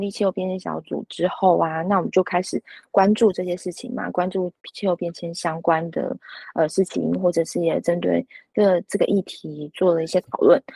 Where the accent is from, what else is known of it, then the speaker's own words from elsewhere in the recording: Luzhou, New Taipei, Taiwan; 这是我的故乡